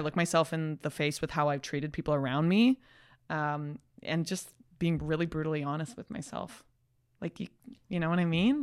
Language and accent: English; Calgary, Alberta, Canada; now in Toronto, Canada; I'm a kid from Calgary.